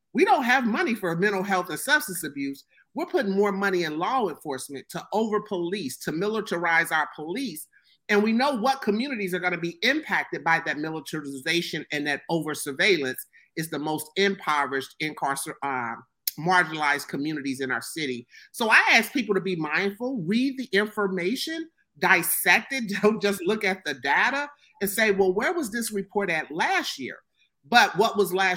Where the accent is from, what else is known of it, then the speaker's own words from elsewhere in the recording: Ohio, United States; I'll use my hometown for one here in Ohio